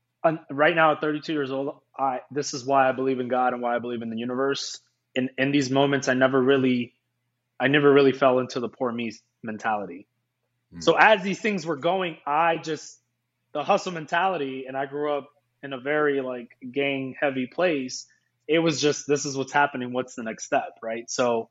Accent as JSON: {"language": "English", "region": "East Coast", "country": "United States", "tie": "born or raised there", "also_born_or_lived": "Iceland", "said": "I've lived in the East Coast. I grew up in the East Coast. And then I left, I lived in Europe. And Iceland became my home, man."}